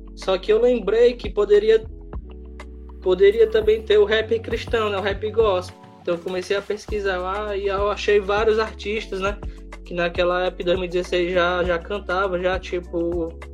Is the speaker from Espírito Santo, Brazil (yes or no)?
no; Sobral, Ceará, Brazil; also born or lived in Fortaleza; eu me criei aqui em Sobral